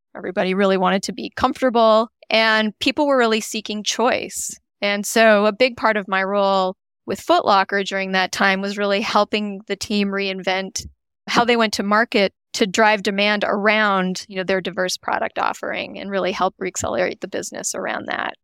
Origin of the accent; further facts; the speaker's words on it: Canada; moved away as an adult; now in United States; I grew up in Canada. I'm Canadian